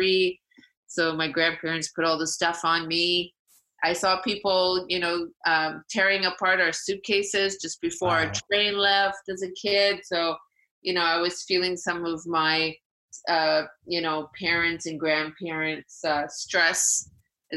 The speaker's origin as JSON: {"language": "English", "town": "Vancouver", "region": "British Columbia", "country": "Canada", "tie": "born or raised there", "moved": "as an adult", "lives_now": "Toronto, Canada", "said": "I grew up in Vancouver"}